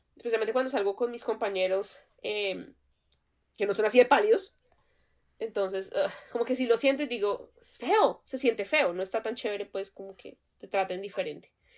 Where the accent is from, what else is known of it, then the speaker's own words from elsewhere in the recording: Colombia; now in United States; digo, pues que de Colombia, obviamente, porque el acento pues me traiciona